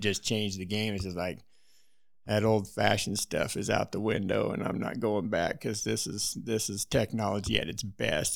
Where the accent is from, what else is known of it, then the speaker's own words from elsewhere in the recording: Wyoming, United States; I was born and raised in Wyoming